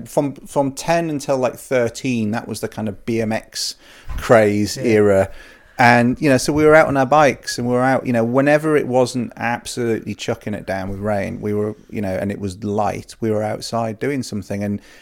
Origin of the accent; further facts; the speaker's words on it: Wales, United Kingdom; also born or lived in Yorkshire; I grew up in the countryside. I was born in Yorkshire, and we moved to North Wales when I was five, and I was very fortunate to grow up in part of Snowdonia